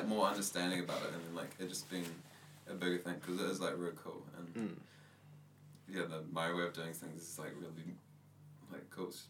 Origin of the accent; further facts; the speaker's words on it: New Zealand; Growing up in New Zealand, like, I feel, like, pretty close to... the Maori culture.